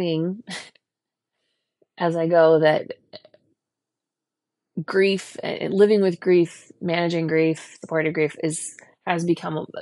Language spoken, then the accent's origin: English; Lake Elsinore, California, United States; also born or lived in Long Beach, California; now in Boston, United States; I grew up in a very small town at the time. It's not a small town anymore. But at the time in a very small town called Lake Elsinore